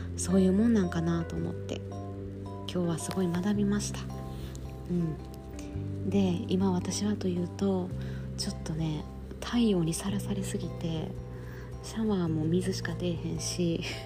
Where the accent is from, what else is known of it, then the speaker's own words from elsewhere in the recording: Kobe, Hyogo, Japan; moved away; 地元が神戸なんやけどさ